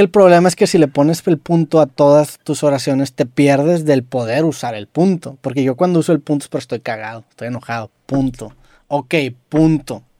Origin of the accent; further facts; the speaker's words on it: Monterrey, Nuevo León, Mexico; accent: regio; yo a lo mejor para muchas personas tengo un acento muy regio